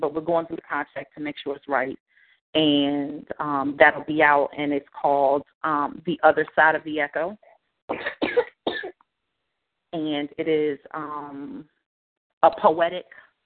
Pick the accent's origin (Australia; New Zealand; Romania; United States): United States; the South; Growing up in the South